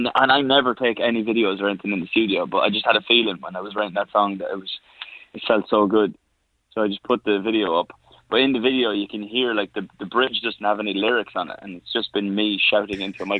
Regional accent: Ireland; I'm Irish.

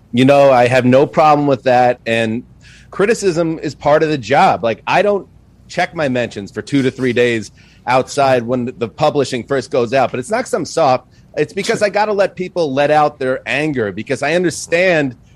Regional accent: New York, United States; I grew up in New York as a Jets fan

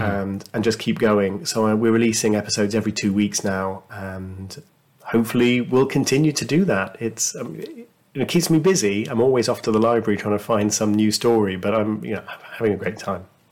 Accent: United Kingdom; as a Brit

